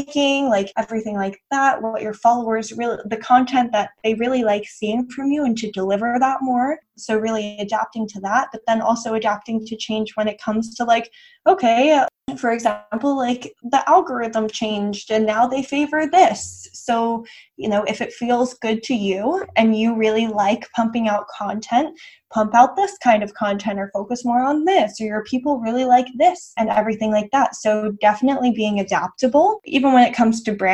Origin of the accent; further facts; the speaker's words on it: West Chester, Pennsylvania, United States; moved away as an adult; also born or lived in North Carolina; now in Dallas, United States; Originally, I'm from Westchester, Pennsylvania, which is about 30 minutes outside of Philly